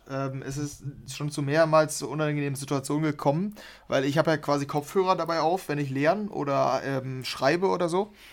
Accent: Dortmund, North Rhine-Westphalia, Germany; Dortmund ist extrem hässlich, ähm, weil früher wir, wir kommen hier aus dem Ruhrgebiet und das hat Spuren hinterlassen.

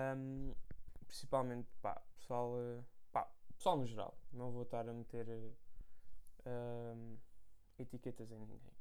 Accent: Portugal; now in London, United Kingdom; voltei à minha terra natal

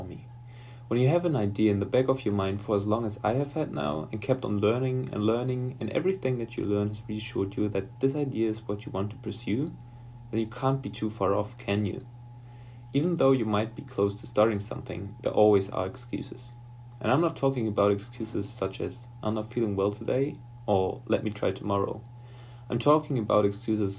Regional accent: Ruhr Valley, North Rhine-Westphalia, Germany; I'm from the Ruhr Valley, an area in Germany that has a rich history in coal mining.

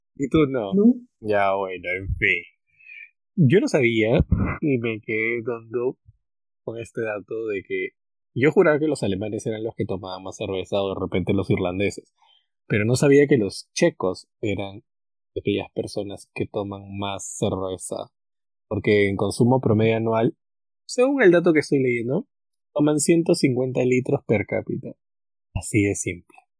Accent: Peru; nosotros éramos como 30 peruanos

